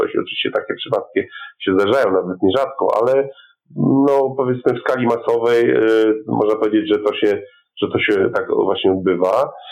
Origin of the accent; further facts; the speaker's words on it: Poland; my jako Polacy